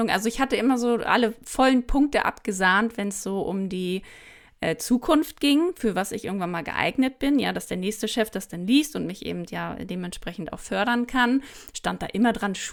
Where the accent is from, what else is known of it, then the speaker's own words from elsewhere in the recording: Mecklenburg-Vorpommern, Germany; dass ich hier äh, so ein Fischkopf bin aus Mecklenburg und ja, bin dann eben irgendwann nach München gegangen, aber habe trotzdem hier oben meinen Ursprung